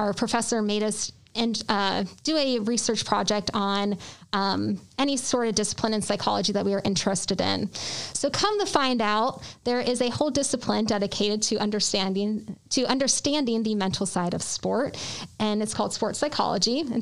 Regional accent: Columbus, Ohio, United States; moved away as an adult; also born or lived in Cleveland, Ohio / Statesboro, Georgia / Milwaukee, Wisconsin / Alabama; I was born and raised in Columbus.

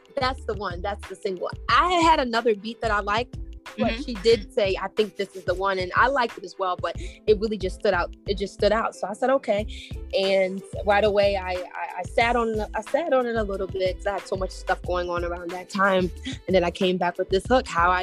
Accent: Maryland, United States; Growing up in Maryland, it was quite diverse for me

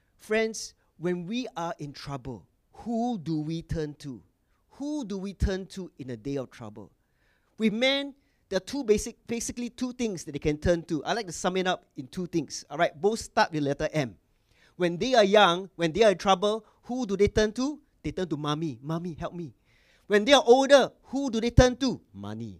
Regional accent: Singapore; I was born in Singapore, correct? And I wa- came from mission school in Singapore

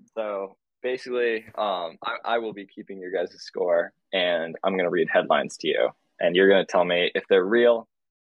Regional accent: Ohio, United States; I'm from Ohio and I'm white

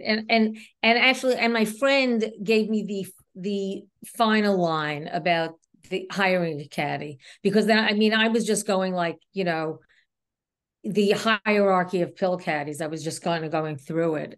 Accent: New York City, New York, United States; accent: New York; I was raised in Queens

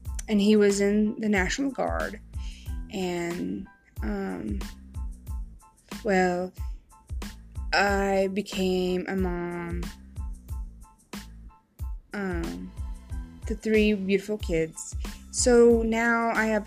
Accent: Missouri, United States; moved away as an adult; now in Mississippi, United States; I'm originally from Missouri, born in Missouri. But I moved to Mississippi in 2009

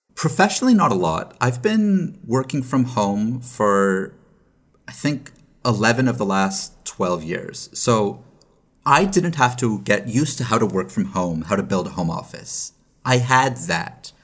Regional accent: Canada; now in Los Angeles, United States; As a Canadian, I have the ability to go back home.

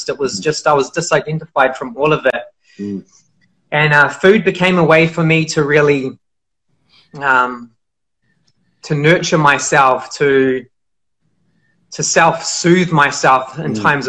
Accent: Auckland, New Zealand; I grew up in New Zealand. I grew up in a city called Auckland, in West Auckland

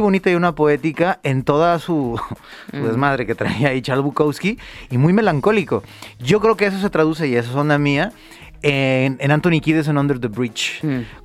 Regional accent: Mexico; nosotros como mexicanos

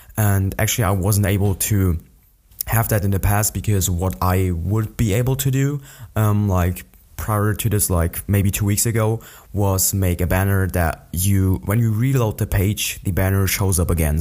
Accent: an hour from Munich, Bavaria, Germany; an hour away from my hometown where I still live.

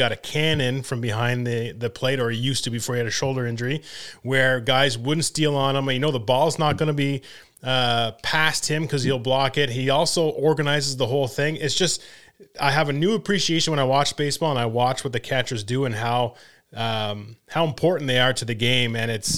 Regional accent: Canada; And again, when as a Canadian kid, I want to see them do well and help the Canadian team do well.

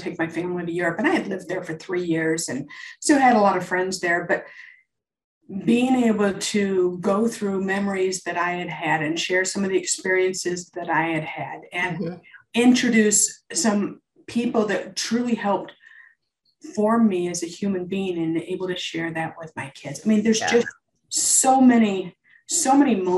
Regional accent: Midwest, United States; moved away; I grew up in the Midwest and grew up going to Chicago Cup games

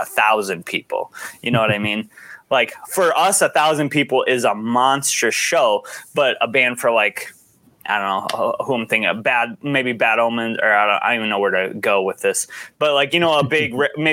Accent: United States

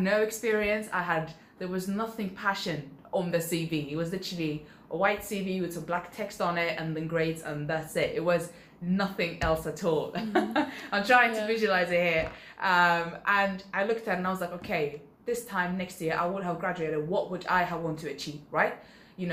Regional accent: Sweden; moved away; I grew up in Sweden, I could speak three different languages

